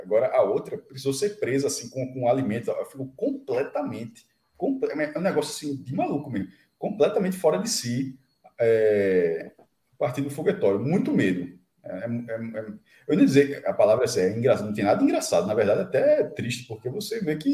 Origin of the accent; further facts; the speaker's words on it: Olinda, Pernambuco, Brazil; na minha infância, em, em Olinda